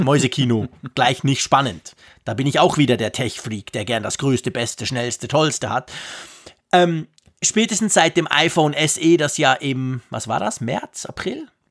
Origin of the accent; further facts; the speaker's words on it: Switzerland; ich als Schweizer in den Bergen